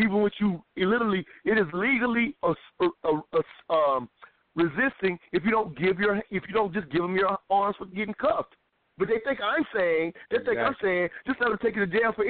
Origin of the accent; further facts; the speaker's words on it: South Carolina, United States; I'm from South Carolina.